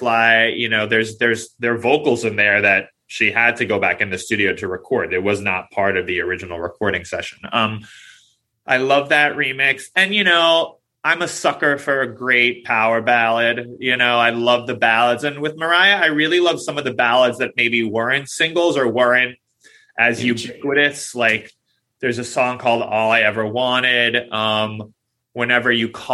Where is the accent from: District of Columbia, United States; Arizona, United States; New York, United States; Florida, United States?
New York, United States; New York City; I grew up in Queens, which, if you don't know, those are attached basically. So, you know, we're both native New Yorkers.